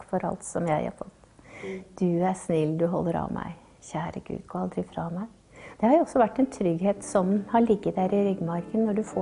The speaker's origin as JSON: {"language": "Norwegian", "town": "Bardufoss", "region": "Troms", "country": "Norway", "tie": "born or raised there", "also_born_or_lived": "Dal", "said": "Nei, vi flytta jo til, eh, til Bardufoss når jeg var rundt seks år. Så det var jo eh, en ny epoke i livet hvor jeg forlot alt det trygge"}